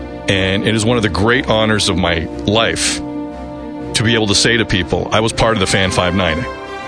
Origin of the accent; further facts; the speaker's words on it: Mississauga, Ontario, Canada; I grew up in Mississauga, born and raised